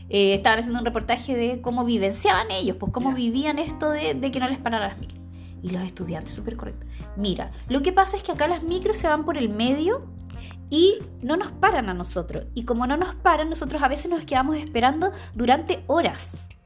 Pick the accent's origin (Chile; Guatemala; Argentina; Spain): Chile; accent: Chilean; encuentro que hablo con acento chileno